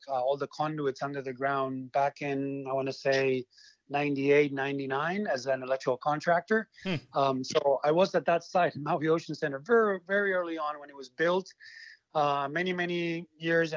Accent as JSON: {"language": "English", "country": "Argentina", "moved": "as an adult", "lives_now": "Hawaii, United States", "said": "I am originally from Argentina. I moved to Hawaii when I was 20 years old."}